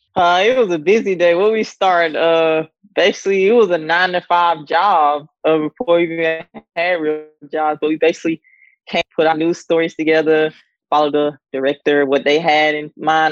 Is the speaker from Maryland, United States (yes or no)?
no; Sandersville, Georgia, United States; moved away as an adult; also born or lived in North Carolina / South Carolina; growing up in Georgia in the town of Sandersville